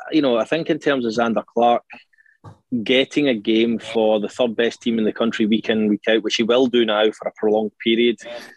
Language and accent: English; Stranraer, Scotland, United Kingdom; You know, Scotland, growing up in Stranraer, Scotland